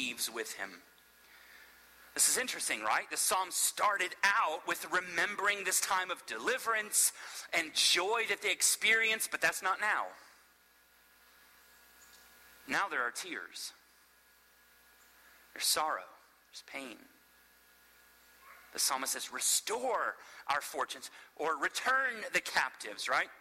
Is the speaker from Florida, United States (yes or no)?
yes; Florida, United States; now in Asheville, United States; I'm from Florida originally, but so I've grown up in the South and around Southerners